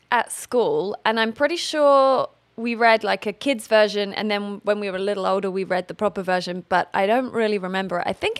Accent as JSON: {"language": "English", "area": "Essex", "region": "East of England", "country": "United Kingdom", "tie": "born or raised there", "also_born_or_lived": "Hertfordshire", "said": "I grew up in a place called Essex, which is just outside of London in the UK."}